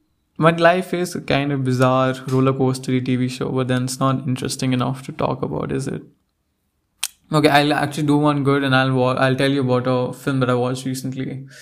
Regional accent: India; now in United States; Even though I am obviously Indian, but then I came to the South and the place I went to, like, the students didn't like my accent at all.

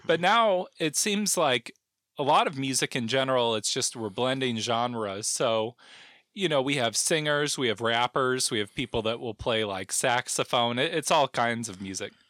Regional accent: South Bend, Indiana, United States; moved away as an adult; also born or lived in St. Louis, Missouri / Costa Mesa, California; now in Olympia, United States; I'm from Southman, Indiana. And I've kind of, you know, I was there till I was eighteen

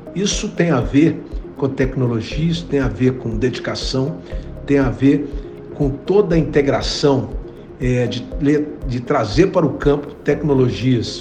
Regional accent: Brazil; como brasileiro

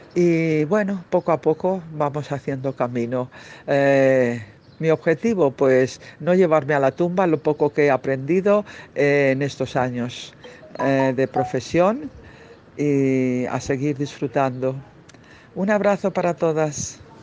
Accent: Bilbao, Basque Country, Spain; moved away; also born or lived in Barcelona / Catalonia; de Bilbao, de donde soy

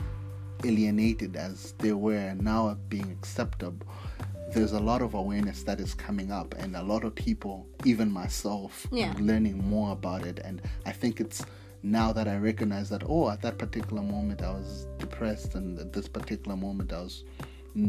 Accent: Malawi; being a Malawian, being born in Malawi and growing up in Malawi.

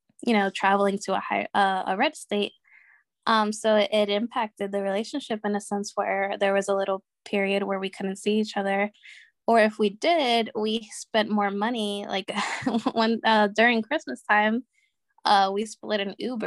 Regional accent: Connecticut, United States; I'm from Connecticut

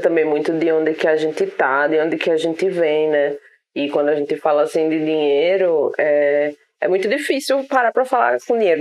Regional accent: Brazil; enquanto brasileiro

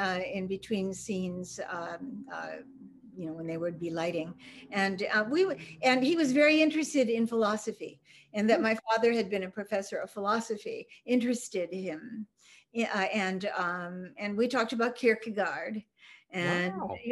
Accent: Copenhagen, Denmark; you know, I'm from Scandinavia, so Copenhagen has Hans Christian Andersen Lorelei.

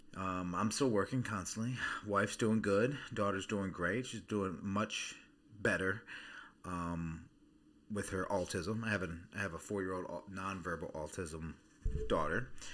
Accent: Baltimore, Maryland, United States; moved away; I'm originally from Baltimore, Maryland

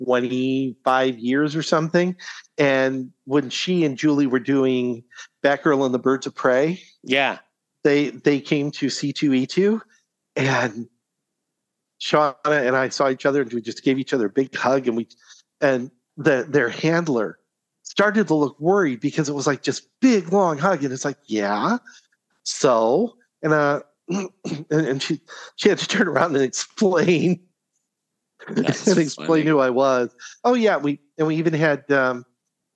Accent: Chillicothe, Illinois, United States; I was from Chillicothe.

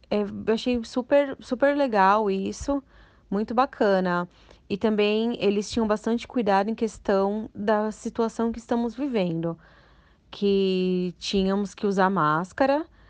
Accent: Santo André, São Paulo, Brazil; eu sou de Santo André

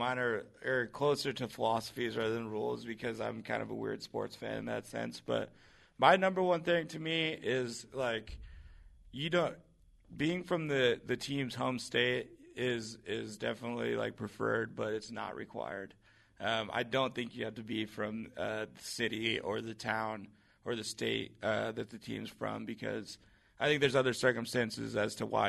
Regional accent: West Coast, United States; I've never been to North Carolina. I grew up on the West Coast.

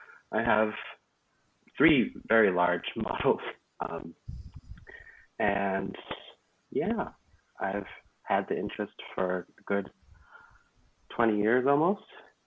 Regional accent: Arizona, United States; I am from Arizona

